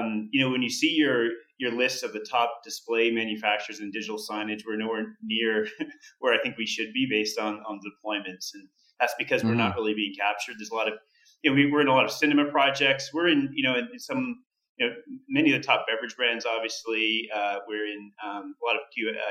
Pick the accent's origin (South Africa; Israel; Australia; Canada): Canada; I'm Canadian